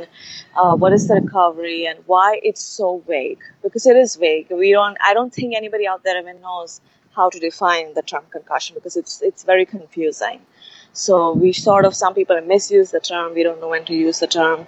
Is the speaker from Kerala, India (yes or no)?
no; Mumbai, Maharashtra, India; moved away; I grew up in Bombay